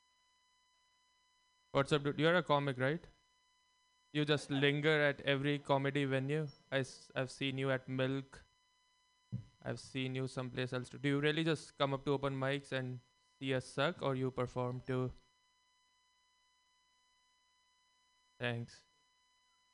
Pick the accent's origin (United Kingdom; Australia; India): India; now in United States; growing up in India, we were taught about karma and multiple lives